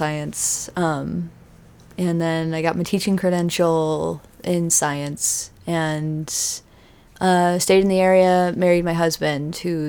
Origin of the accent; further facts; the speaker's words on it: Riverside, California, United States; moved away as an adult; also born or lived in San Luis Obispo area, California; now in Grover Beach, United States; I grew up in Riverside, California.